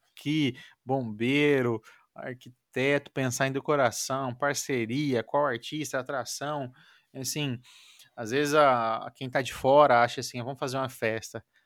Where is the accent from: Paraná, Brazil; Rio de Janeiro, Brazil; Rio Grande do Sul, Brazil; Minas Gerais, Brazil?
Paraná, Brazil; Maringá; eu sou de Maringá, no Paraná